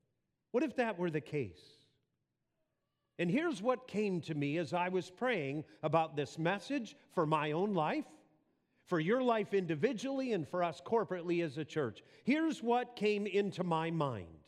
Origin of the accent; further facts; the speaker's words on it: Wisconsin, United States; moved away; my accent is, and it's actually from Wisconsin. I was raised on a farm there as a young boy, and the accent stuck